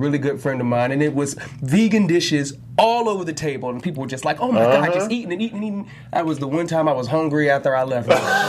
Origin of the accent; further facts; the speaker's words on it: Jacksonville, North Carolina, United States; born there; I was born in Jacksonville, North Carolina. Big shout outs to Jayville. Some big military town.